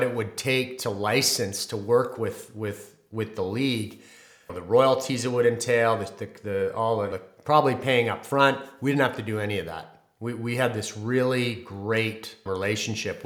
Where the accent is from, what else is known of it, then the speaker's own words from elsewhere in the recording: Canada; I'm a Canadian